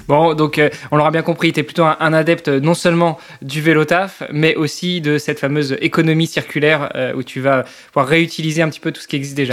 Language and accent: French; Normandy, France